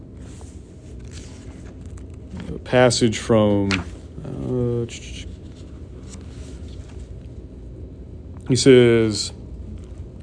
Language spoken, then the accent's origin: English; California, United States; Growing up in California